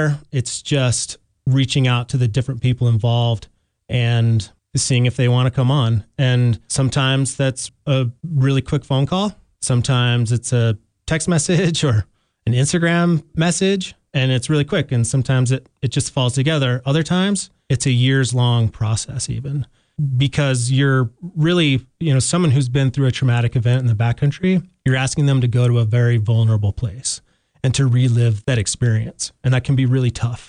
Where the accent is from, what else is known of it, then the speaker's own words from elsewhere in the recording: Salt Lake City, Utah, United States; moved away as an adult; now in Jackson, United States; I grew up in Salt Lake City